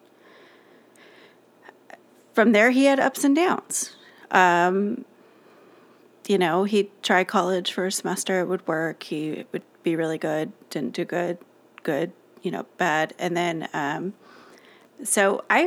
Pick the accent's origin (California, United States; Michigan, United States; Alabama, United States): California, United States; Los Alamitos; we grew up in Los Alamitos, California